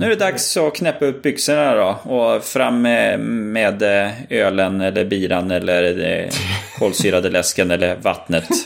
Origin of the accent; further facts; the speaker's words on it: Örnsköldsvik, Västernorrland County, Sweden; vi är från Övik